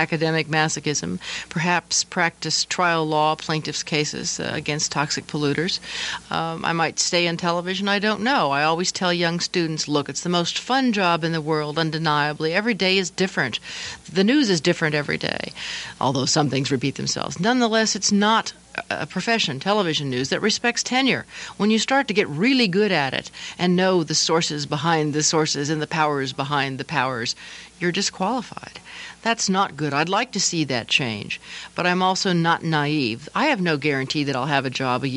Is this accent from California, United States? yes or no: yes; Santa Barbara, California, United States; also born or lived in Kansas City, Missouri; my hometown of Santa Barbara where I was anchoring